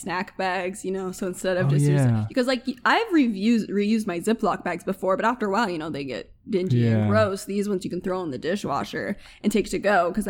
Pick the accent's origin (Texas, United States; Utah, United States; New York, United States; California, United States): Utah, United States; I'm a girl, and I grew up in Utah.